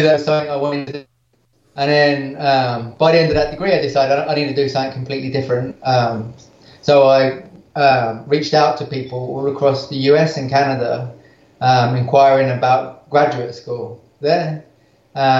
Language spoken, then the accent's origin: English; Crawley, South East England, United Kingdom; moved away as an adult; also born or lived in West London / Christchurch, New Zealand; now in North Carolina, United States; I'm from Crawley in England originally, and I went to a pretty bad school.